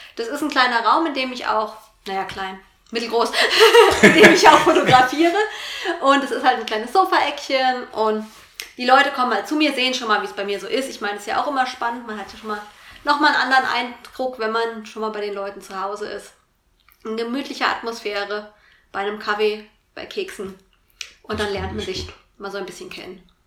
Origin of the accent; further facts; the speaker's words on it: Vogelsberg, Hesse, Germany; also born or lived in Fulda area; now in Fulda, Germany; Ich komme ursprünglich aus dem Vogelsberg, wohne jetzt aber in einem kleinen Vorort von Fulda.